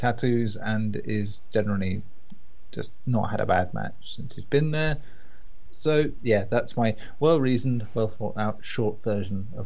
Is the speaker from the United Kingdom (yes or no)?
yes; England, United Kingdom; We're English